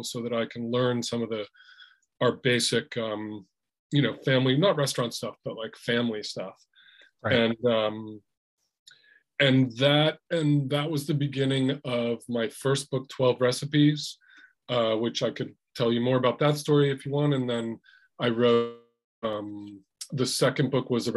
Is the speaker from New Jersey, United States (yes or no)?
yes; New Jersey, United States; also born or lived in Boston / New York / Italy; now in Berkeley, United States; I live in Berkeley now, but I grew up in New Jersey